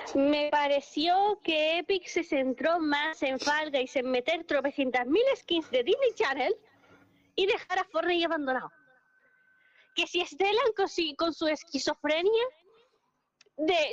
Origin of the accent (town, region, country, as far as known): Spain